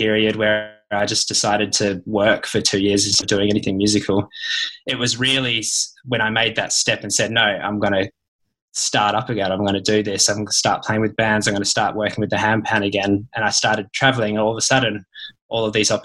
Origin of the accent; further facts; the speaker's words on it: Tom Price, Western Australia, Australia; also born or lived in Perth; I'm from an even smaller place than Perth. I was born up in Tom Price, which is a tiny town in the north